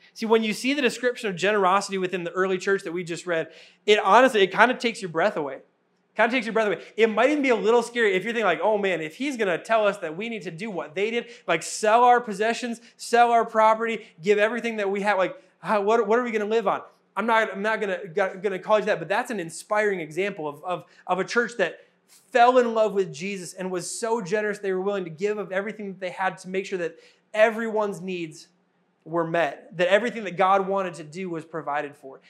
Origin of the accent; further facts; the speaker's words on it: Wisconsin, United States; moved away; my home state in Wisconsin